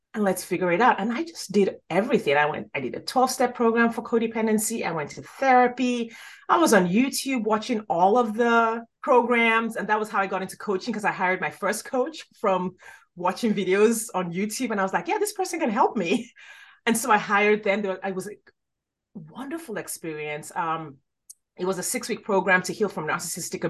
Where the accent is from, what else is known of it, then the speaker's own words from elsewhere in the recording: Nigeria; moved away; I grew up in Nigeria.